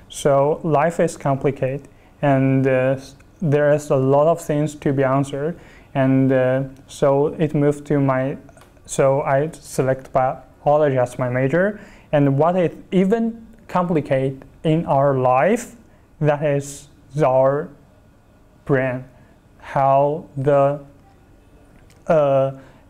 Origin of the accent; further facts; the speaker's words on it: Chongqing, China; moved away as an adult; also born or lived in Hunan; now in Beijing, China; I was born in Chongqing, southwestern part of China, and I'm very proud to be a Chongqinger